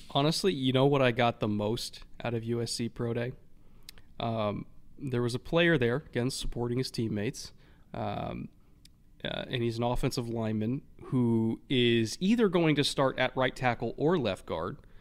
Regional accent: California, United States; as a Californian in thirty years

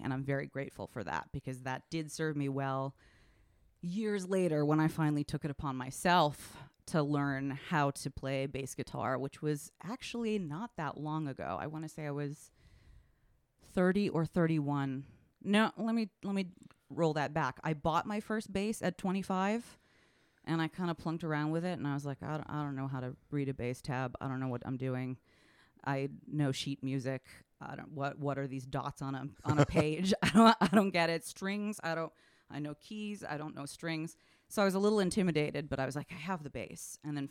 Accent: Washington, District of Columbia, United States; I grew up in Washington, D.C., and I was at the grocery store with my mom.

